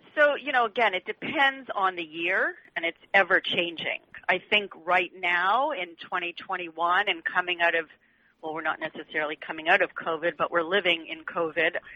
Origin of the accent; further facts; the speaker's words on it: Canada; moved away as an adult; now in United States; I come from Canada. I moved here.